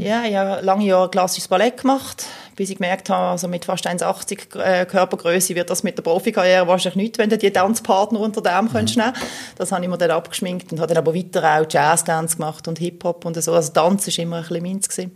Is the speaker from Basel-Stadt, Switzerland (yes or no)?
yes; Basel, Basel-Stadt, Switzerland; weil ich bin eigentlich im Kleinbasel aufgewachsen bin